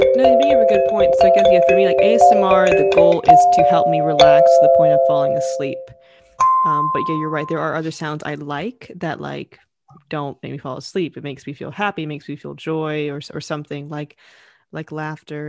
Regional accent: the South, United States; moved away; growing up in the South, it's quite warm

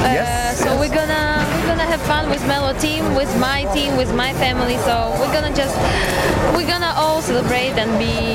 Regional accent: Sweden; Hi everyone. … I'm from Sweden

